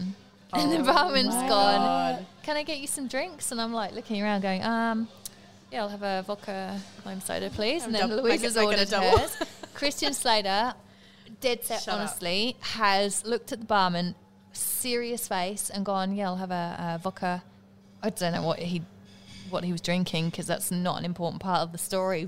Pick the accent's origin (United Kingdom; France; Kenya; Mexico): United Kingdom; England; moved away; I am English